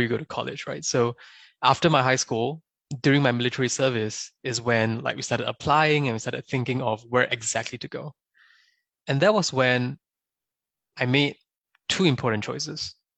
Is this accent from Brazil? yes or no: no; Singapore; moved away as an adult; also born or lived in China; now in United States; I was born and raised in Singapore